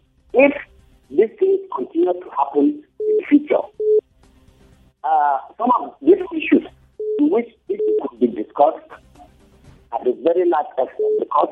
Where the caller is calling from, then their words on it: Kuru, Plateau, Nigeria; I'm calling from Kuru.